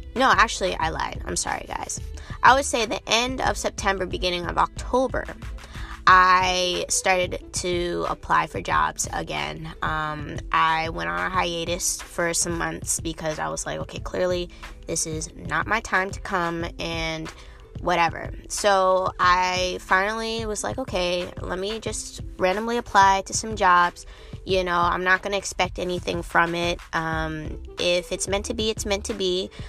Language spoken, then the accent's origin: English; Cambridge, Massachusetts, United States; moved away as an adult; also born or lived in Arlington, Massachusetts; now in Washington, D.C. area, United States; I'm originally, like I said, from um, from Cambridge, Massachusetts.